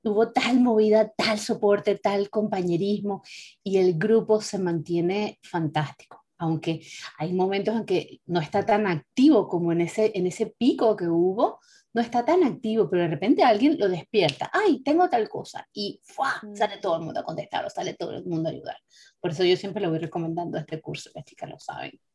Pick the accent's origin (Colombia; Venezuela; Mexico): Venezuela; now in Europe; nuestros orígenes son de, de, Venezuela, nosotros somos venezolanas las tres